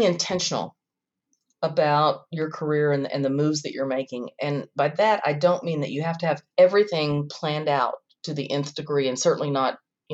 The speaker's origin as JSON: {"language": "English", "region": "the South", "country": "United States", "moved": "yes", "said": "I'm from the South and my daughters are there"}